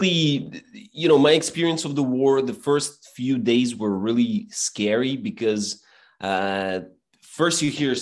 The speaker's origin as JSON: {"language": "English", "country": "Belarus", "second_language": "English", "moved": "as an adult", "lives_now": "Ukraine", "said": "I'm from Belarus"}